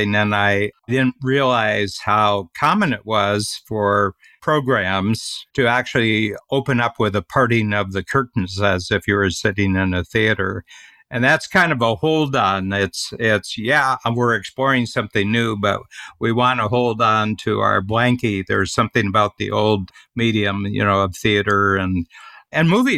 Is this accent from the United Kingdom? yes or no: no; Northern Ohio, United States; We're both from Northern Ohio, you from a industrial city and me from a farm